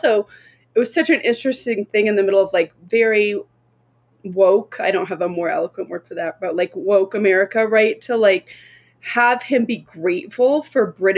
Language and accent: English; United States; as an American